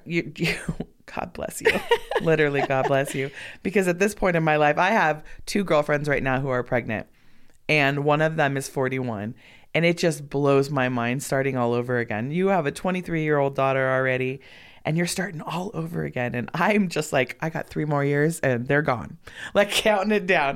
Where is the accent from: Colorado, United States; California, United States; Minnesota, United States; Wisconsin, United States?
California, United States; Los Angeles; moved away as an adult; also born or lived in Bend, Oregon; now in Sparks, United States; born and raised in Los Angeles